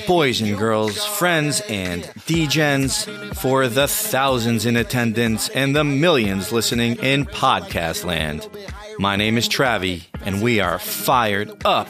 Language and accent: English; New York City, New York, United States; my hometown area of NFT NYC